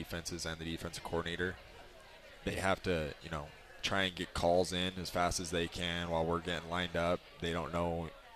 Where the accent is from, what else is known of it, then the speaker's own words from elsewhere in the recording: Utah, United States; I grew up in Utah County almost